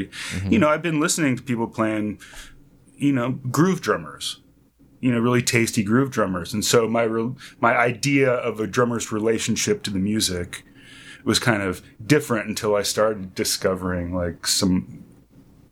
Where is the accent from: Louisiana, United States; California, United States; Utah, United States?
California, United States; North Bay Area, San Francisco Bay Area; I'm from the San Francisco Bay Area, originally from North Bay Area